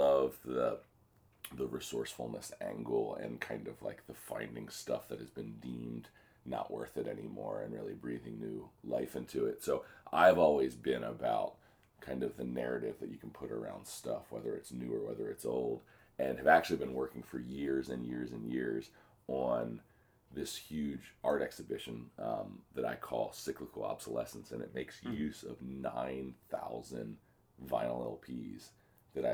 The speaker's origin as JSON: {"language": "English", "town": "Dundalk", "region": "Maryland", "country": "United States", "tie": "born or raised there", "said": "I grew up in Baltimore. I grew up in Dundalk"}